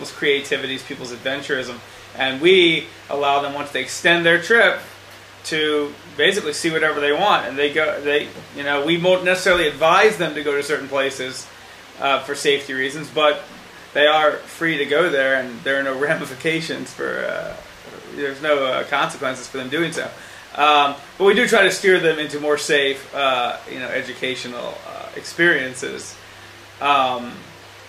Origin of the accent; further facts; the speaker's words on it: the South, United States; now in Jerusalem, Israel; I'm also from the South